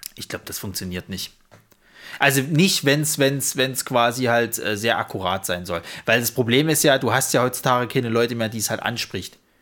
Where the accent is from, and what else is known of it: Saxony, Germany; accent: Saxon